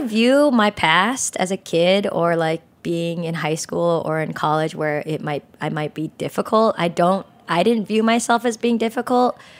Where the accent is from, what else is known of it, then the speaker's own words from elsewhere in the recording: San Jose, California, United States; I grew up in San Jose in California